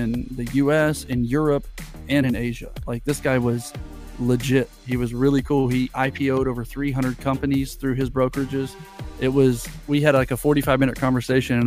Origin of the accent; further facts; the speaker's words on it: United States; I'm American